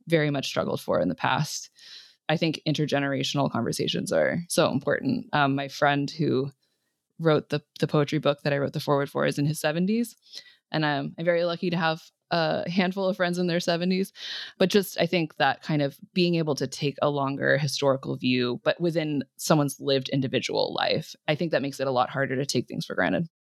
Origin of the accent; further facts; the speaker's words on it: California, United States; growing up in California